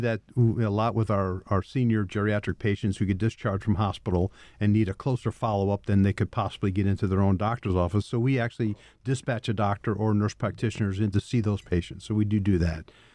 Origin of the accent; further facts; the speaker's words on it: Troy, New York, United States; also born or lived in Pittsburgh, Pennsylvania; I'm a local person, born and raised in Troy, New York